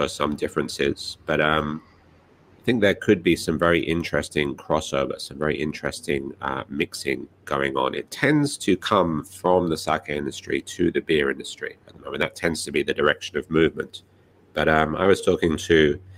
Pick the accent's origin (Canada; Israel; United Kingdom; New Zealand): United Kingdom; now in Japan; my home country, the UK